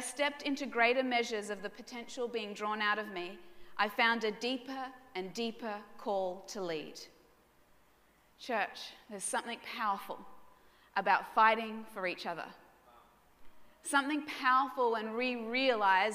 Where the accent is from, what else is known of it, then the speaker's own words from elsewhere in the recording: Brisbane, Queensland, Australia; Now, I was raised in Brisbane suburbs.